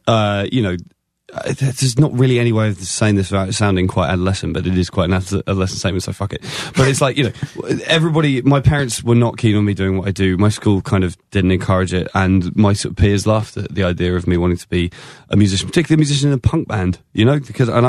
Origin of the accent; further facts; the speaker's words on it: England, United Kingdom; Nobody knew who I was, and I'm English, and I got an acoustic guitar and like a lumberjack shirt